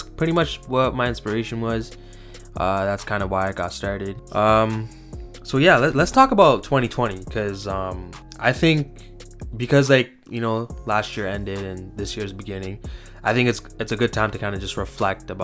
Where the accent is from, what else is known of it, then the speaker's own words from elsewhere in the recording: Toronto, Ontario, Canada; I'm from Toronto, Canada, just east of the city, in a small town. Pretty much grew up there my entire life